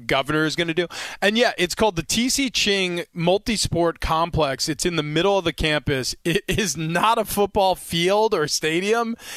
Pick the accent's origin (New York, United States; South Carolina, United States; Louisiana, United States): New York, United States; I grew up in the Northeast. New York winters were long